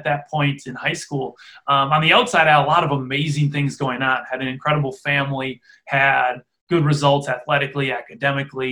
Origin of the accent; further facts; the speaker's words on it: Freedom, Wisconsin, United States; I grew up in Freedom, Wisconsin, a small town in farming community in the middle of Wisconsin